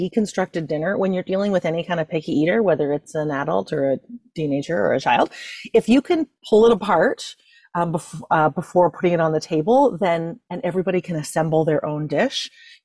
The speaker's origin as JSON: {"language": "English", "country": "Ireland", "said": "I'm Irish"}